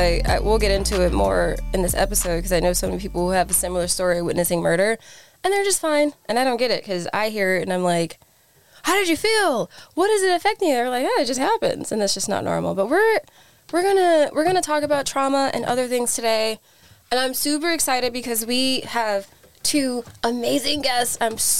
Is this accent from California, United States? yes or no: no; Scranton, Pennsylvania, United States; also born or lived in Newark, New Jersey; I grew up in Scranton, Pennsylvania. Very white, if you can't tell by my accent.